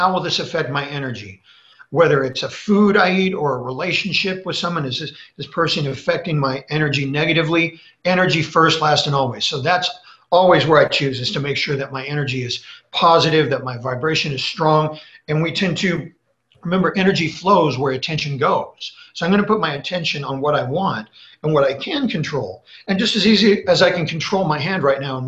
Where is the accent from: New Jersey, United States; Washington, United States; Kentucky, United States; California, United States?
California, United States; Los Angeles; growing up in Hollywood